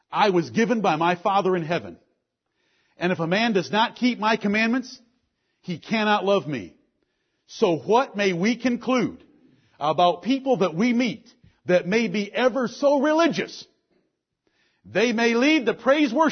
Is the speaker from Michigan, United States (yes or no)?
yes; Detroit, Michigan, United States; I grew up in Detroit, Michigan